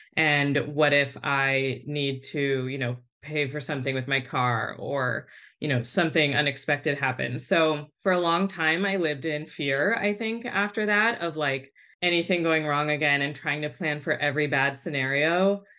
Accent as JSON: {"language": "English", "area": "Bay Area", "region": "California", "country": "United States", "tie": "born or raised there", "said": "I grew up in the Bay Area with a single mom"}